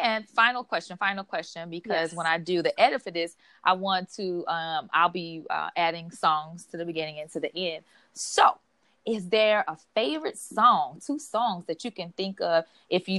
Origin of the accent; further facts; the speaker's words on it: Chicago, Illinois, United States; moved away as an adult; now in Los Angeles, United States; back in my hometown, Chicago